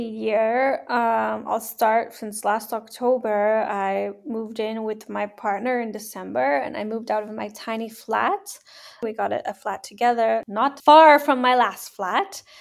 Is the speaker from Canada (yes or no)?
yes; Canada; moved away as an adult; now in Hamburg, Germany; I'm a Canadian. I live in Hamburg, Germany